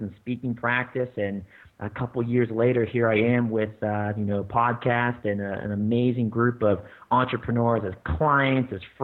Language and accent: English; Pittsburgh, Pennsylvania, United States; moved away; I grew up in Pittsburgh my whole life, and I guess I shouldn't say my whole life. I've actually moved around quite a bit, but grew up in the Pittsburgh area